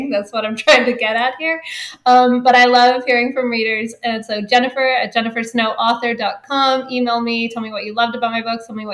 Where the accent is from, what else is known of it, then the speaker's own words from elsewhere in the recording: Canada; since I'm Canadian